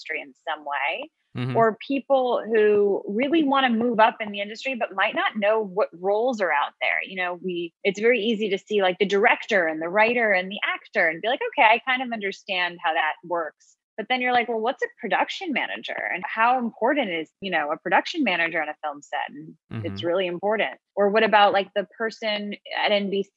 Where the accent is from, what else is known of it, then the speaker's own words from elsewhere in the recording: New York City, New York, United States; I am born and raised in New York City.